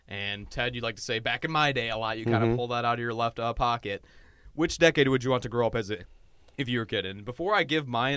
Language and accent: English; Detroit, Michigan, United States; we're all from Detroit